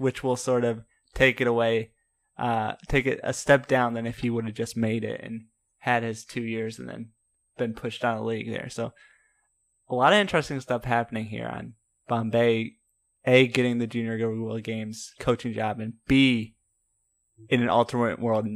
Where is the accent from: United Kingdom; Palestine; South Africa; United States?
United States; suburbs of Detroit, Michigan; I'm from the suburbs of Detroit